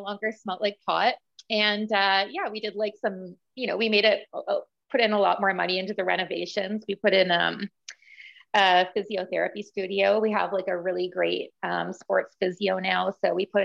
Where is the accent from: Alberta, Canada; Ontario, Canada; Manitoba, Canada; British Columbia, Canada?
Ontario, Canada; Sault Ste. Marie; now in Ottawa, Canada; I'm originally from Sault Ste. Marie, Ontario. So like way up north, about 9 hours from Ottawa